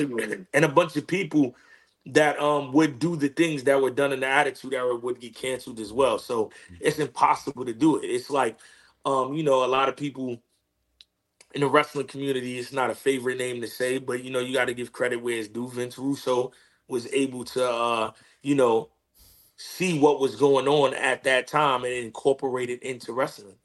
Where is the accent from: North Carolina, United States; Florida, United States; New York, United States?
New York, United States; New York City; growing up in growing up in Queens